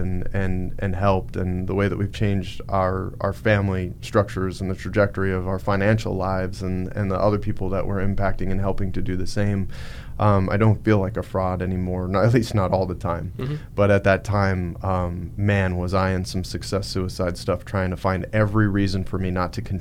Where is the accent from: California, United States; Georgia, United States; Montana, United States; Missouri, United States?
Montana, United States; I'm from Montana.